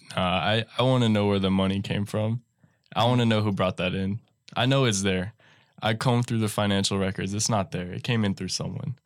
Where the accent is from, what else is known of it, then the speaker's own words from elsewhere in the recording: North Texas, United States; up in North Texas, uh, by my hometown